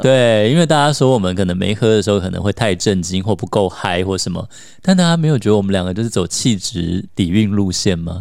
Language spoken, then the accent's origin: Chinese; Taiwan; 像我们在台湾长大的小孩